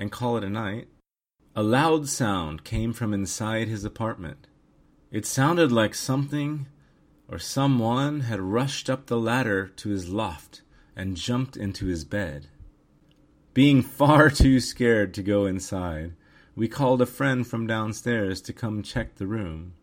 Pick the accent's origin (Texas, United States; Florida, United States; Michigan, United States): Texas, United States; San Antonio; moved away as an adult; also born or lived in Tokyo, Japan; now in Japan; I grew up in San Antonio, Texas